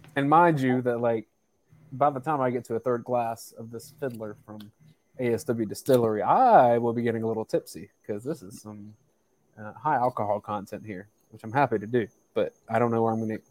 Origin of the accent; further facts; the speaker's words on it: South Georgia, United States; I'm from South Georgia